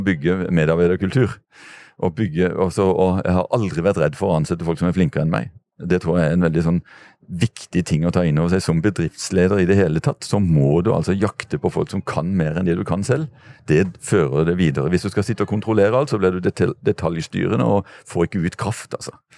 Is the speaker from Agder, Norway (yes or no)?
yes; Kristiansand, Agder, Norway; fra der jeg kommer fra, fra Dyreparken